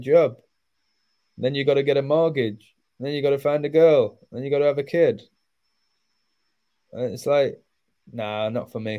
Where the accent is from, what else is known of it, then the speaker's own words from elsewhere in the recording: England, United Kingdom; now in Mexico; I'm from England